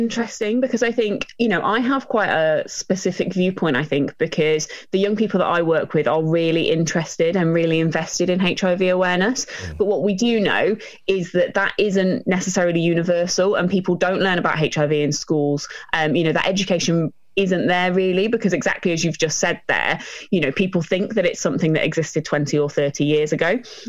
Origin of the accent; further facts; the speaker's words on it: East Midlands, United Kingdom; also born or lived in Norfolk, United Kingdom; Well, I'm from Lincolnshire originally.